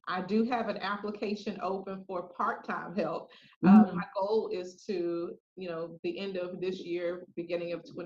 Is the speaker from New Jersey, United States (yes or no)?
no; Jacksonville, Florida, United States; moved away; I'm originally from Jacksonville, Florida